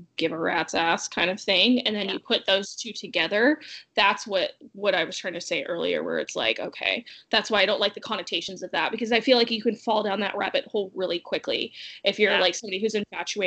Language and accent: English; South Carolina, United States; I'm from South Carolina. We got officially married in Arizona. And then, of course, since I was born and raised in South Carolina